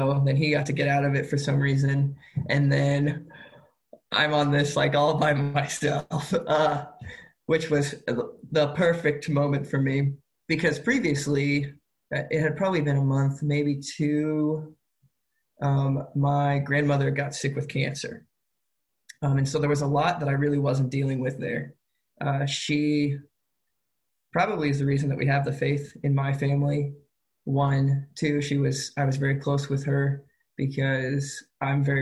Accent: Carmel, Indiana, United States; I grew up in Carmel, Indiana

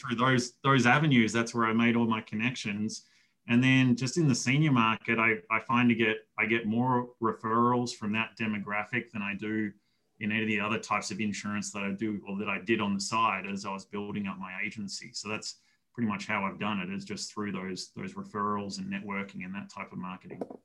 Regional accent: Melbourne, Victoria, Australia; moved away as an adult; now in United States; I grew up in Australia

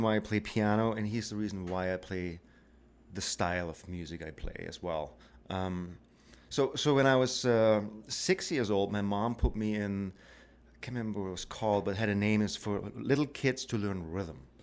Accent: Black Forest, Baden-Württemberg, Germany; moved away as an adult; also born or lived in Victoria; now in Canada; I grew up in the Black Forest

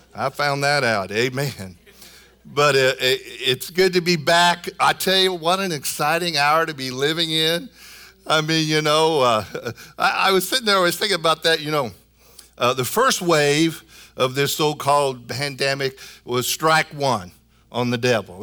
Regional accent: Illinois, United States; moved away; from Illinois, my home state

